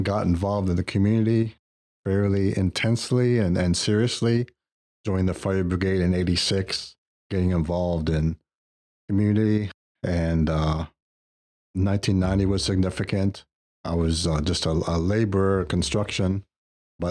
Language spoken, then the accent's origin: English; Detroit, Michigan, United States; moved away; I was born in the States, Detroit, Michigan, went through the Catholic school system there.